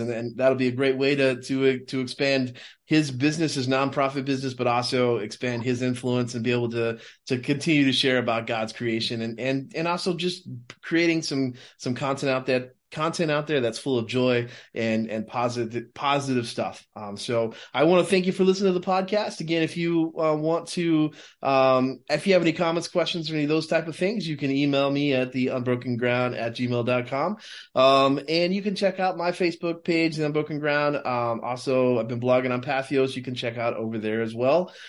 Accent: Texas, United States; I grew up in Texas

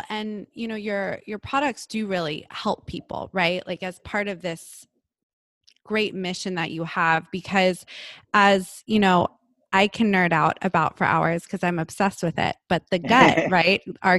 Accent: Malibu, California, United States; I'm from Malibu

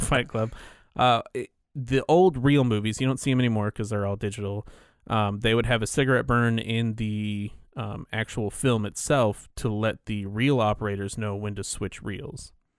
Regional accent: California, United States; I'm from California

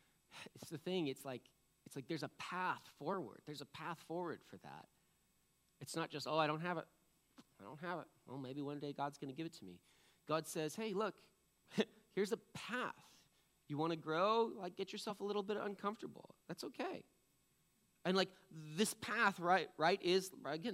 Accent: East Coast, United States; now in Washington, United States; I'm from the East Coast

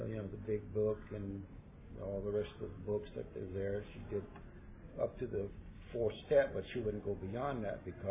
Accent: Santa Cruz, California, United States; I'd born and raised in Santa Cruz

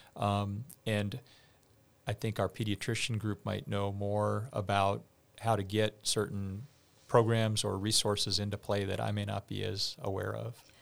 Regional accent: outside of Boston, Massachusetts, United States; I grew up outside of Boston

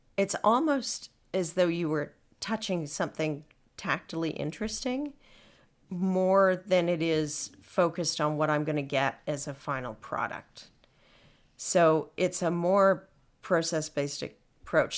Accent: Winnipeg, Manitoba, Canada; I'm from Winnipeg

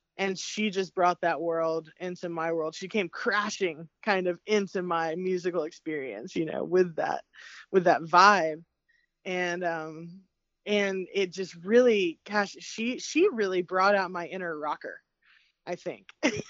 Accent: Appalachia, United States; I come from my family growing up in the Appalachian Mountains. You know, it's very bluegrass based, very roots music, old time music.

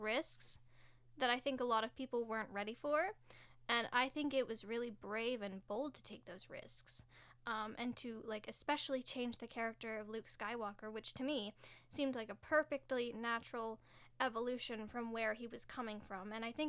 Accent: Ontario, Canada; I'm an actor from Ontario

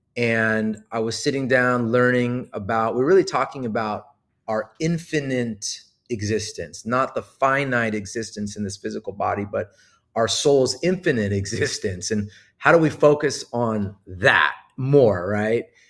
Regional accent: Los Angeles, California, United States; I was born in Hollywood, grew up in Los Angeles my whole life

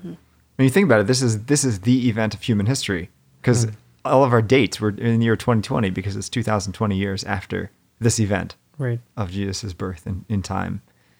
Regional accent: Bridgeport, United States; I was born in Bridgeport.

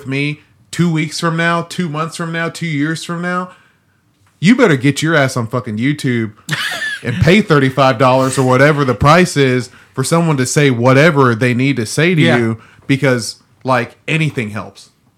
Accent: Nigeria; I'm Nigerian. I do eat chicken bones.

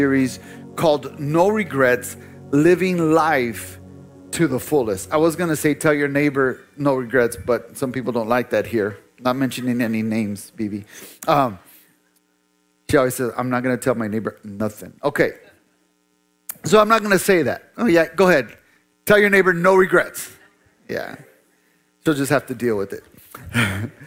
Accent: United States; most of us as American believers, American Christians

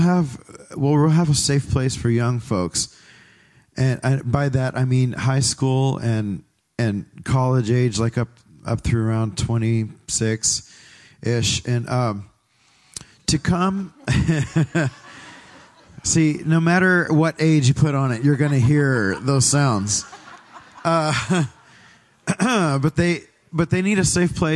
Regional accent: Pinole, California, United States; moved away as an adult; now in Tri-Valley, United States; I grew up in Pinole

